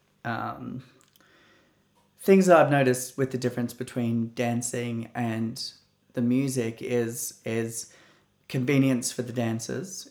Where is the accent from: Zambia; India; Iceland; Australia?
Australia; my tradition as an Australian